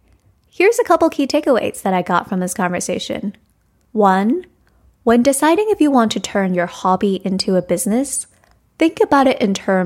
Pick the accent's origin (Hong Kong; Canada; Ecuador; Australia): Hong Kong; Whereas growing up in Hong Kong and in Asia, it's much more focused on financial security and that eventually you'll come to love your job.